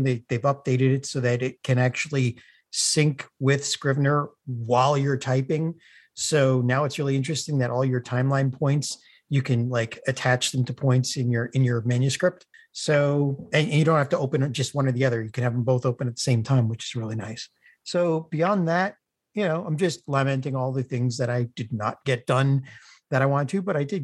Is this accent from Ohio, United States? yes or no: no; Connecticut, United States; now in Pennsylvania, United States; I'm originally from Connecticut